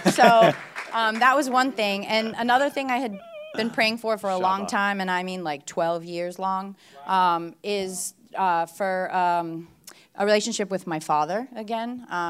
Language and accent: English; Bulgaria